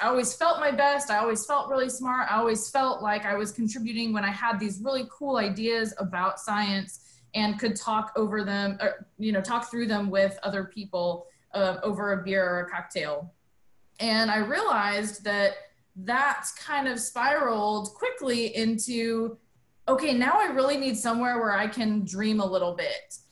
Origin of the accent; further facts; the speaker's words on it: Albuquerque, New Mexico, United States; moved away as an adult; also born or lived in Birmingham, Alabama; I was born and raised in Albuquerque.